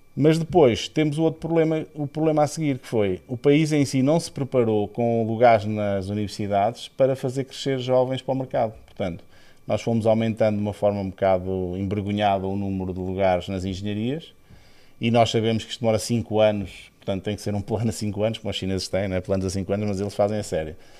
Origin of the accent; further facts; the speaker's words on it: Aveiro, Centro, Portugal; moved away as an adult; eu vivi em três países, eh, além de Portugal, eh, e sou de Aveiro